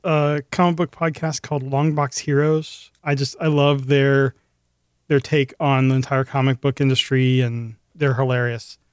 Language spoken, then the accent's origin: English; Memphis, Tennessee, United States; moved away; I'm originally from Memphis, Tennessee